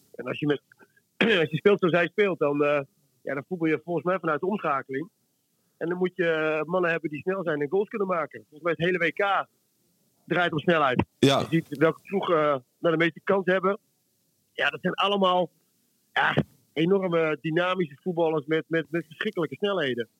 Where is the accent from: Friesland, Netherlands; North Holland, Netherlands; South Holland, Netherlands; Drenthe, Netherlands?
Friesland, Netherlands; ik ben een Fries